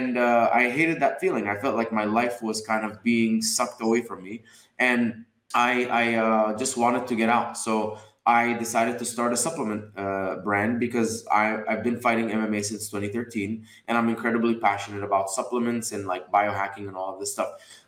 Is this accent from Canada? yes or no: no; Dubai, United Arab Emirates; also born or lived in Egypt; now in United States; So I was born in Egypt, raised in Dubai. I came to America in 2011